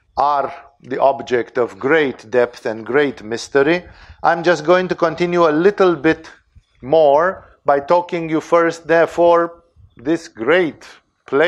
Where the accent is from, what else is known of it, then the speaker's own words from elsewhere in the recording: Romania; English is a second language; I'm Romanian